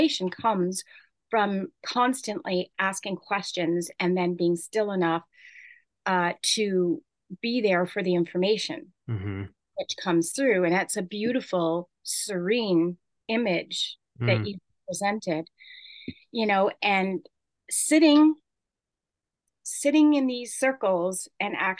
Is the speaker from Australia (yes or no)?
no; Canada; as a Canadian